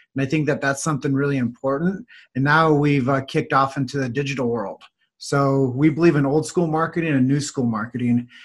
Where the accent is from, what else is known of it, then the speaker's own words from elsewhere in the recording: Davenport, Iowa, United States; So my hometown is Davenport, Iowa.